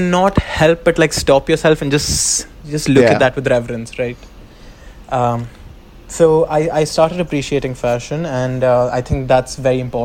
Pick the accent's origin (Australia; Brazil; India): India